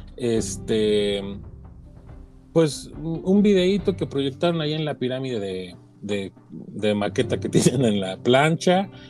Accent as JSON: {"language": "Spanish", "country": "Mexico"}